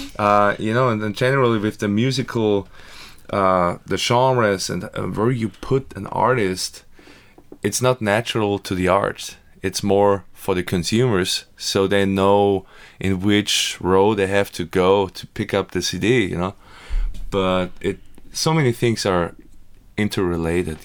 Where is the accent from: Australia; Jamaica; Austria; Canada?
Austria; Graz, Styria; now in United States; So I grew up in Austria in Graz. That's in the south part.